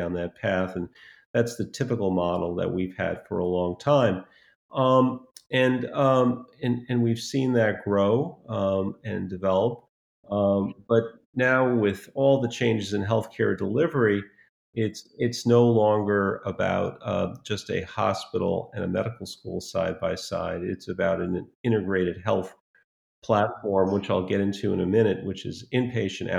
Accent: New York City, New York, United States; When I was a kid growing up in New York City

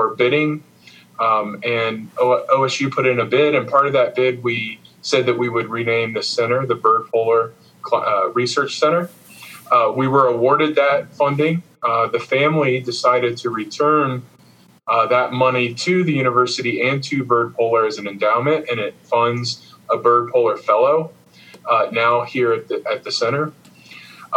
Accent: Miamisburg, Ohio, United States; I grew up in Miamisburg, Ohio, a little bit south of Dayton there in southwest Ohio

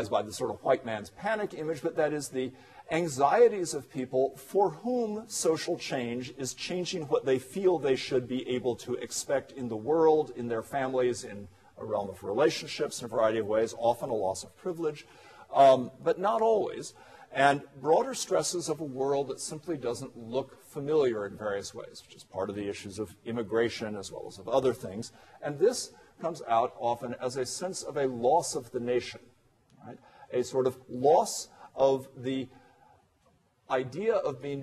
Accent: United States; as an American

